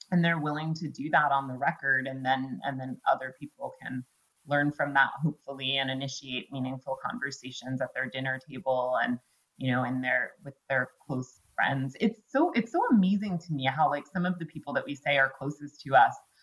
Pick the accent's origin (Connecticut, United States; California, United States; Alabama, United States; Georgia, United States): Connecticut, United States; Greenwich; I grew up in Greenwich, Connecticut